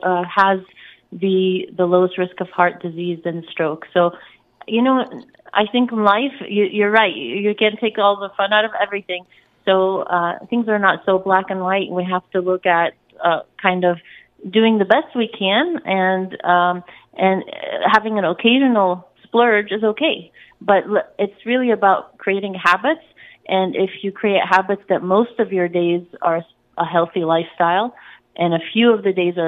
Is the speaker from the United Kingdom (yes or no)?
no; Egypt; I'm Egyptian, so I'm from North Africa, and I'm coming from the Middle East